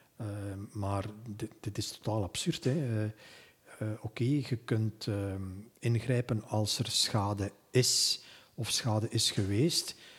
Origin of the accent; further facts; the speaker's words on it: Flanders, Belgium; hier bij ons in Vlaanderen